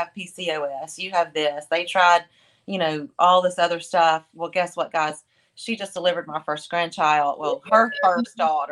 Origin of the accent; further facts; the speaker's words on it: the South, United States; We're from the South.